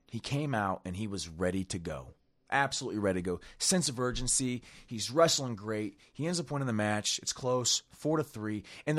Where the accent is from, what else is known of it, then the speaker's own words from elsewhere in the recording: Ohio, United States; We grew up in Ohio and all that kind of stuff.